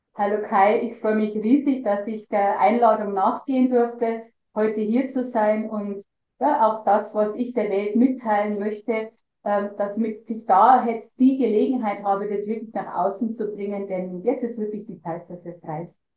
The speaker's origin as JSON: {"language": "German", "region": "Lower Bavaria", "country": "Germany", "said": "ich war schon wirklich gut in der Kunstszene bei uns in Niederbayern dabei"}